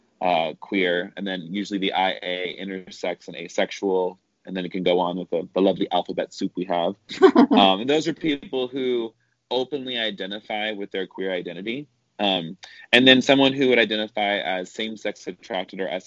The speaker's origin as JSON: {"language": "English", "region": "the South", "country": "United States", "tie": "born or raised there", "said": "I grew up in the South, which meant I grew up evangelical"}